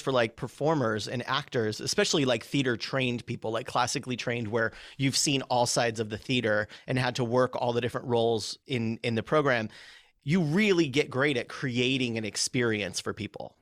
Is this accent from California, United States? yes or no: yes; California, United States; moved away; also born or lived in Chicago; I grew up out here. So we moved to California